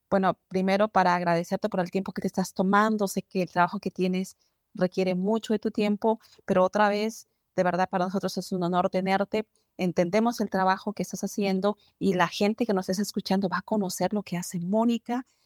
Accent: Colombia; moved away as an adult; now in Phoenix, United States; yo vengo de Colombia.

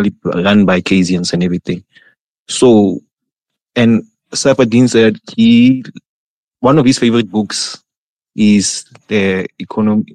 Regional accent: South Africa; I'm from South Africa

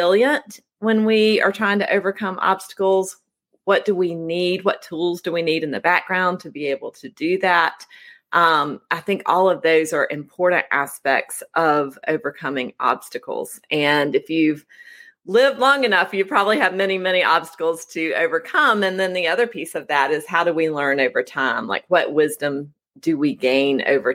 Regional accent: Oconee County, South Carolina, United States; I grew up in Oconee County, which is in the western corner of South Carolina, nestled in the foothills of the Appalachian Mountains

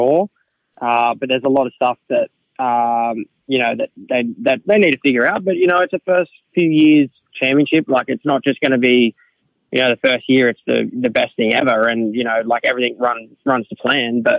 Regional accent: Australia; it's my home country

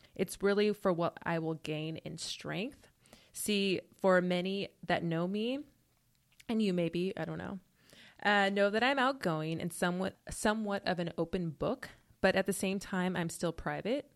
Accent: Portland, Oregon, United States; moved away as an adult; now in Los Angeles, United States; I'm originally from Portland, Oregon

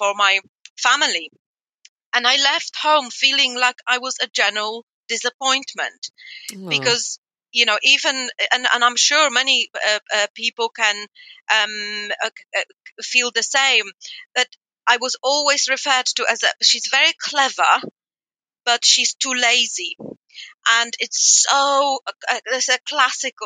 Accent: Poland; moved away; I grew up in Poland in the 80s.

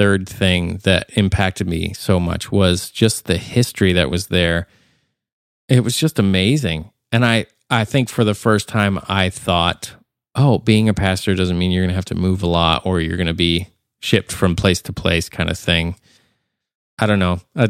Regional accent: Nashville, Tennessee, United States; There was one person that they said, where are you from? And I said, I'm from Nashville.

